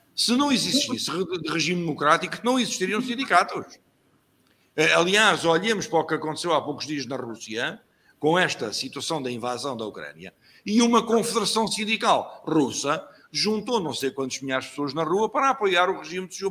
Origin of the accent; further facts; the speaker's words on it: Lisbon, Portugal; also born or lived in Campelo, Figueiró dos Vinhos; nasci em Lisboa, como vos disse, em Alfama, eh, um bairro típico